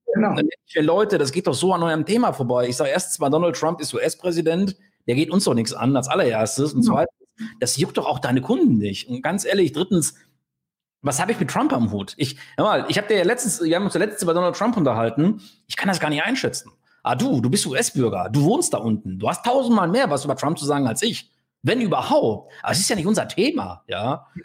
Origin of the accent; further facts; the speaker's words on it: Sauerland, North Rhine-Westphalia, Germany; als Sauerländer wie ich, ne? Also, also hier im Sauerland